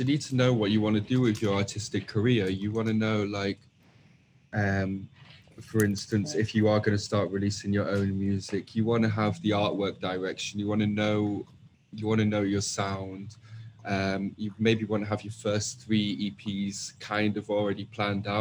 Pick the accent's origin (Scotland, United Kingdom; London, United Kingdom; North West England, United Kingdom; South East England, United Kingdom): North West England, United Kingdom; Manchester; I'm 21, I'm from Manchester.